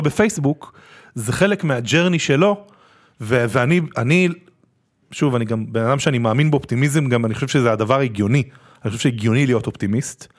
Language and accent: Hebrew; Israel; also born or lived in Tel Aviv / New York; אנחנו בתור ישראלים